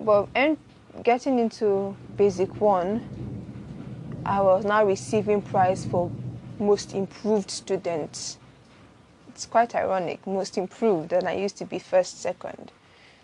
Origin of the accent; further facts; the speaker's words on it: Lagos, Nigeria; also born or lived in Benin City, Edo State, Nigeria; I was born in Benin, but I grew up in Lagos. Most of my childhood was in Lagos, actually.